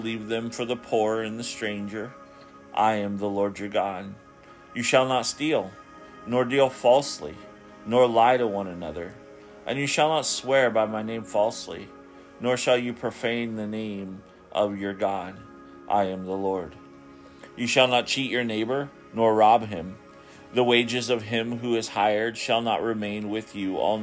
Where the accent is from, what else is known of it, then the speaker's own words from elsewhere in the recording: Ketchikan, Alaska, United States; my hometown of Ketchikan, Alaska